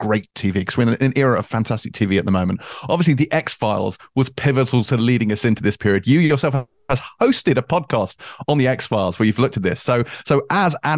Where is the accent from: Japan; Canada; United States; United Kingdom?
United Kingdom; as a British person